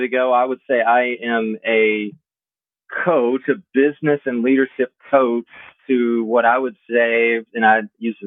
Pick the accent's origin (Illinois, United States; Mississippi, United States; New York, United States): Mississippi, United States; Southwest; I grew up small town in Southwest Mississippi